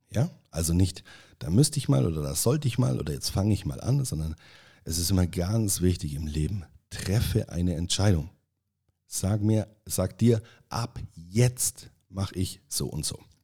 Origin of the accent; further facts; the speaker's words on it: Allgäu, Bavaria, Germany; accent: Allgäu dialect; ich spreche ab dieser Folge einfach so, im Allgäu sagt man, wie mir das Maul gewachsen ist